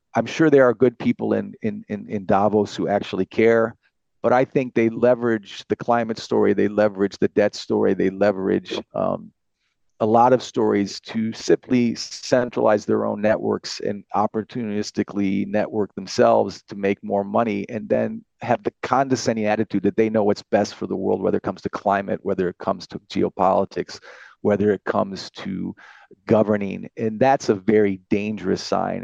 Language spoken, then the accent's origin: English; United States; now in France; I'm an American with German background, I live in France